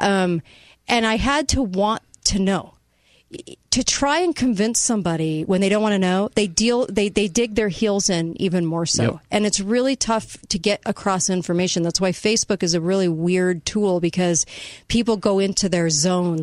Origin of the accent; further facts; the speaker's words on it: United States; I'm an American